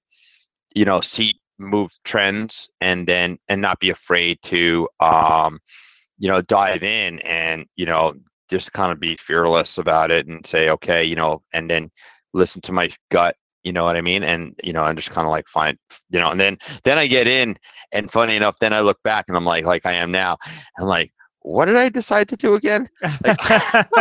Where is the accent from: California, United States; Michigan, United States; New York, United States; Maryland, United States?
New York, United States; New York City; moved away; I grew up in Brooklyn